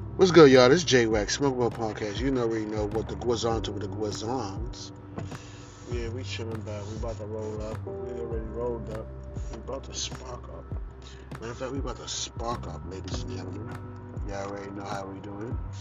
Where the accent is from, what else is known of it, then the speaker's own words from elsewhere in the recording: New York, United States; also born or lived in Charlotte; I went back to New York. I always go back to my hometown